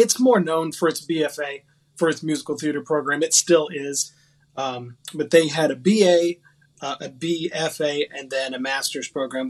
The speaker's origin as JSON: {"language": "English", "town": "Huntington", "region": "West Virginia", "country": "United States", "tie": "born or raised there", "moved": "yes", "said": "I grew up in Huntington, West Virginia, which is where the town is where Kentucky, Ohio, and West Virginia all meet, right there on the Ohio River. Only child"}